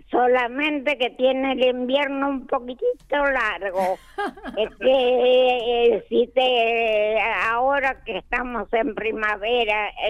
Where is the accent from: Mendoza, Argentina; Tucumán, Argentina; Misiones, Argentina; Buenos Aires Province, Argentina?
Buenos Aires Province, Argentina; Mar del Plata; born there; Nací acá en {S1} Plata, {S2} acá en esa casa.